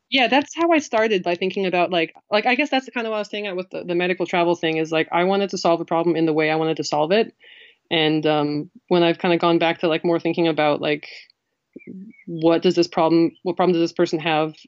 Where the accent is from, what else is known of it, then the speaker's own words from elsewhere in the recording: New Mexico, United States; moved away; I'm from New Mexico